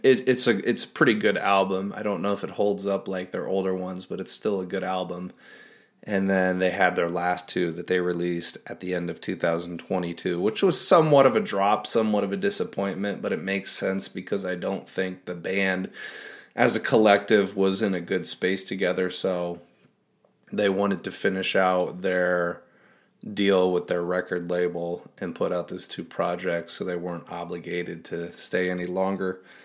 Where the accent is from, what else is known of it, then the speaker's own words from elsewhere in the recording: Iowa, United States; I'm from Iowa